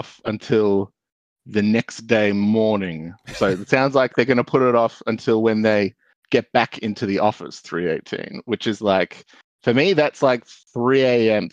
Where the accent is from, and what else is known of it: Australia